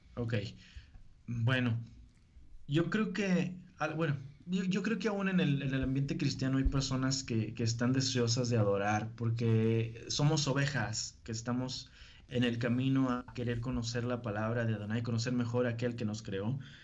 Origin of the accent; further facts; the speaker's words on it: Río Bravo, Tamaulipas, Mexico; accent: norteño; yo nací en Río Bravo, viví y he vivido en Río Bravo prácticamente toda mi vida hasta el día de hoy